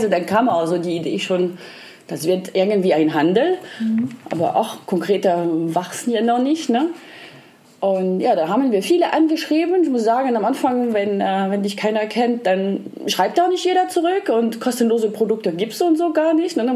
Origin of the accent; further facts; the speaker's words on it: Lyon, Auvergne-Rhône-Alpes, France; Ich bin aus Lyon, das ist die Hauptstadt der Gastronomie. Da esse ich schon seit meiner Kindheit eigentlich total gern alles Mögliche